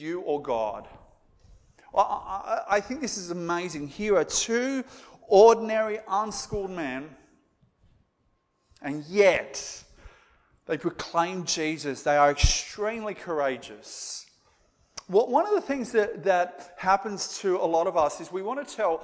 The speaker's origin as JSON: {"language": "English", "town": "Moree", "region": "New South Wales", "country": "Australia", "accent": "bogan", "said": "they would have had like this really bogan accent like I've got because I come from Moree"}